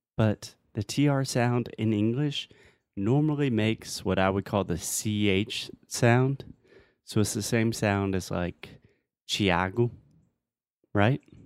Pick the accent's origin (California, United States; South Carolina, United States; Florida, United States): South Carolina, United States; moved away; I'm from the South. I'm from South Carolina